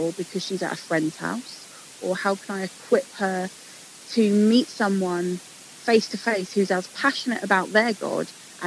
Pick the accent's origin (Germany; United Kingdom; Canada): United Kingdom; England; Growing up in England